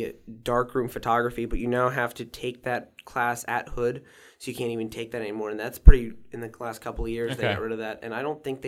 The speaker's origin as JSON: {"language": "English", "town": "Walkersville", "region": "Maryland", "country": "United States", "tie": "born or raised there", "said": "Yeah, okay. I grew up in Walkersville."}